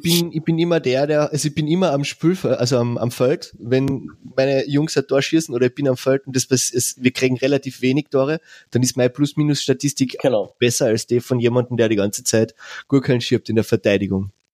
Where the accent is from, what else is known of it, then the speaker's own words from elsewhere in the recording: Carinthia, Austria; als, als Kärntner